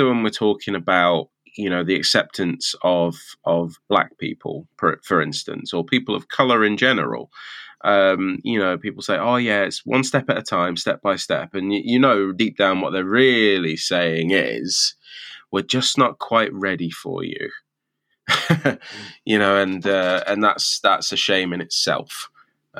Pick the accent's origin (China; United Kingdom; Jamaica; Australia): United Kingdom; England; now in Scotland, United Kingdom; Speaking as an English man who lived up here 16 years ago